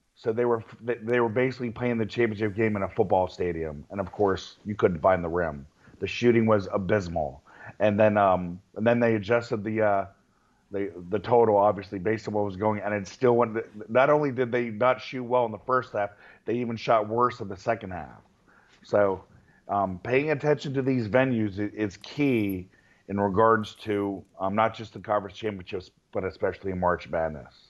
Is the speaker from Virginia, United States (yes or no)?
yes; Virginia, United States; when I was a kid growing up in Virginia